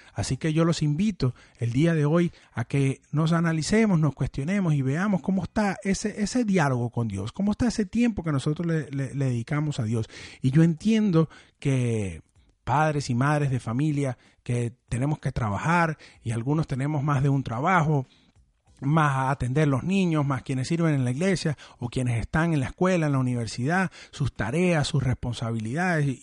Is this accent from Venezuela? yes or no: yes; Venezuela; yo que soy de Venezuela